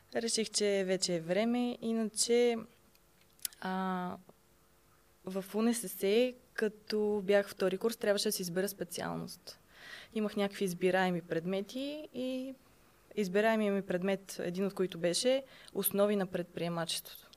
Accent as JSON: {"language": "Bulgarian", "town": "Sofia", "region": "Sofia City", "country": "Bulgaria", "tie": "born or raised there", "said": "Родена съм в София, съм израснала тук"}